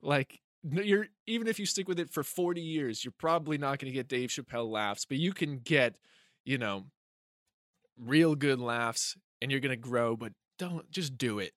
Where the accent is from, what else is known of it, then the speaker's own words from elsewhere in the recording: Hampstead, New Hampshire, United States; moved away; Hampstead. I was performing in my hometown